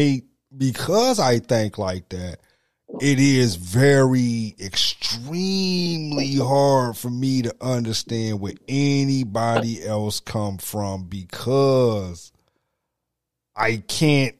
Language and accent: English; Missouri, United States; I'm from Missouri